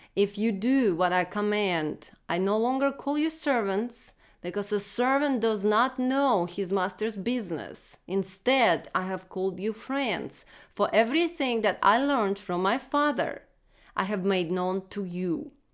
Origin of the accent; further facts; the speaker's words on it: Russia; moved away; Growing up in Russia, I remember being told to check one million boxes before God would love me